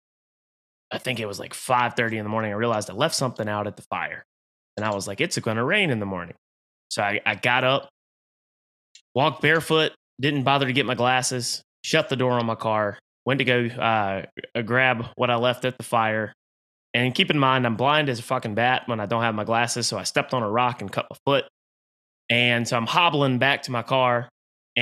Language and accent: English; Halifax County, North Carolina, United States; now in Raleigh, United States; I'm not the most redneck person out there, but I am from Halifax County, North Carolina